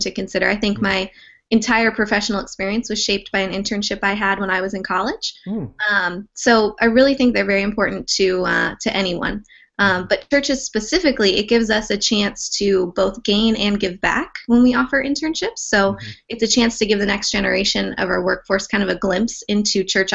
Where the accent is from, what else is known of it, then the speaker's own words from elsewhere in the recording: Southern California, United States; moved away as an adult; now in New Jersey, United States; I was born and raised in Southern California